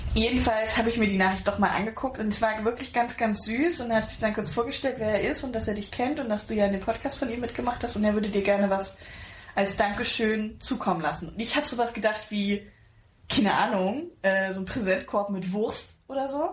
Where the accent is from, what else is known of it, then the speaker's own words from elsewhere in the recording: Pirna, Saxony, Germany; accent: Saxon; also born or lived in Spain; ich bin geboren und aufgewachsen in Pirna bei Dresden, das ist in Sachsen